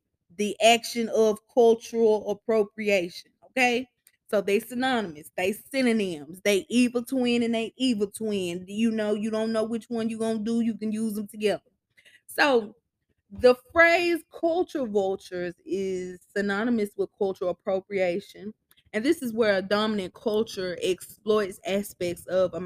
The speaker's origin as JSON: {"language": "English", "town": "Starkville", "region": "Mississippi", "country": "United States", "tie": "born or raised there", "said": "in Starville, in my hometown"}